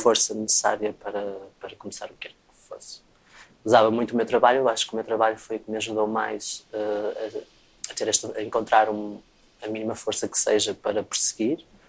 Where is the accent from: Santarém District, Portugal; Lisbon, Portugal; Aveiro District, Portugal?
Aveiro District, Portugal; Travanca; perto da minha aldeia onde eu cresci